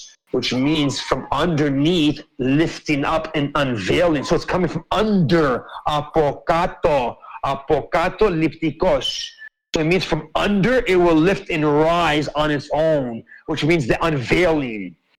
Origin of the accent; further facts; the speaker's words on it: Canada; I grew up in this land. And I went to the Indian reservations. I went to the, listen, I'm not joking, dude. I went to all your ancient reservations around Canada growing up.